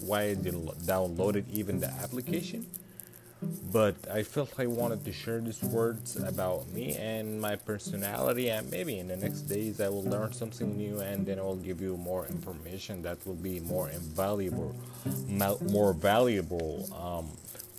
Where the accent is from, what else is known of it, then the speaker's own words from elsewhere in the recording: Sudan; moved away as an adult; now in United States; I'm from Sudan